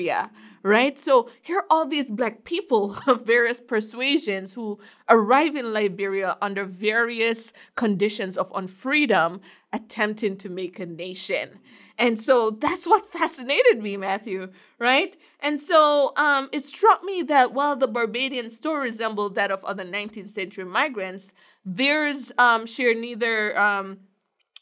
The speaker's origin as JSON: {"language": "English", "country": "Jamaica", "moved": "yes", "lives_now": "United States", "said": "I'm from Jamaica"}